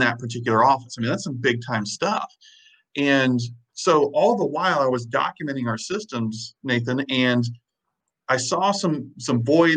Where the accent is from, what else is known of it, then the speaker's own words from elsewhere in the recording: Illinois, United States; also born or lived in the Carolinas; now in Wisconsin, United States; I'm originally from Illinois, middle of nowhere, Illinois